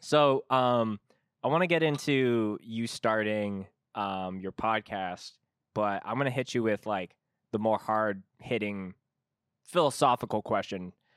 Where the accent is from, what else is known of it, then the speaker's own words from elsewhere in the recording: Canada; as a Canadian